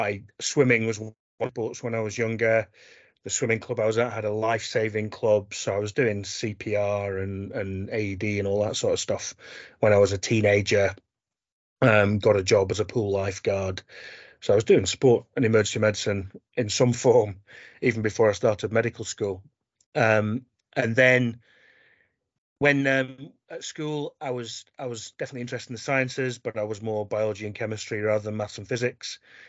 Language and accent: English; Barnsley, Yorkshire and the Humber, United Kingdom; moved away as an adult; now in Scotland, United Kingdom; So originally I'm from Barnsley in South Yorkshire.